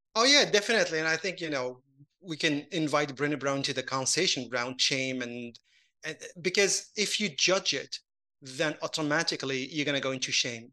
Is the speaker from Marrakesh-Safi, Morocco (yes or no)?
no; Casablanca, Casablanca-Settat, Morocco; moved away; I grew up in Casablanca